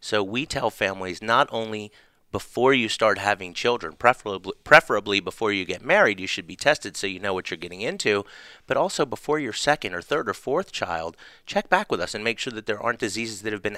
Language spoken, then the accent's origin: English; Charleston, South Carolina, United States; now in Atlanta, United States; I was born right here in Atlanta. In Atlanta, Georgia. Grew up in Charleston, South Carolina.